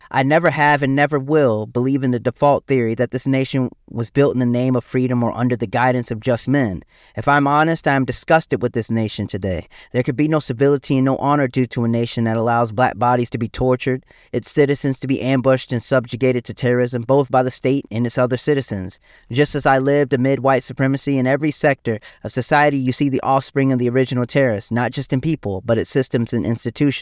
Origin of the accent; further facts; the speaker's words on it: South Carolina, United States; my home state of South Carolina